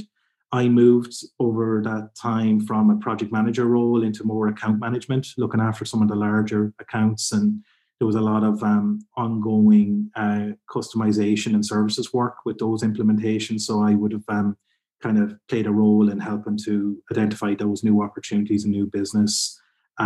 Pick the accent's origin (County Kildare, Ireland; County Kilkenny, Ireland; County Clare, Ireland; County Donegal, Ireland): County Kildare, Ireland; also born or lived in Carlow; I'm originally from Kildare in Ireland, which is a bit just south of Dublin